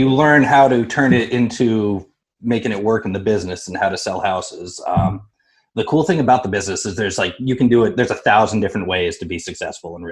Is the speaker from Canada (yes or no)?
no; Sandwich, Massachusetts, United States; I grew up in Sandwich, was in the military for 8 years.